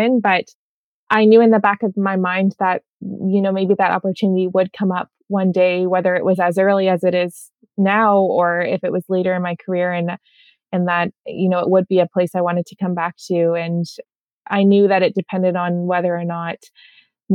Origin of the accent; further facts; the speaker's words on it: Southern Ontario, Canada; I grew up in Southern Ontario.